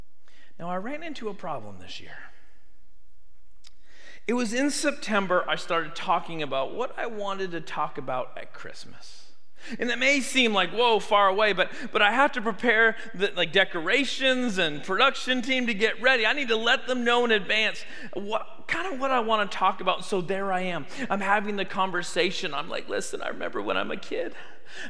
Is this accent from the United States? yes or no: no; Canada; But I grew up in Canada